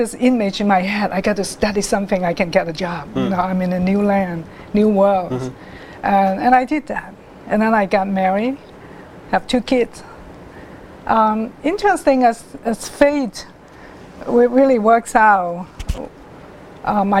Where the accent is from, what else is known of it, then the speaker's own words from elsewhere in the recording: Hong Kong; also born or lived in China; I live in Hong Kong, grew up in Hong Kong. I was born in China, but I was living in Hong Kong since I was two.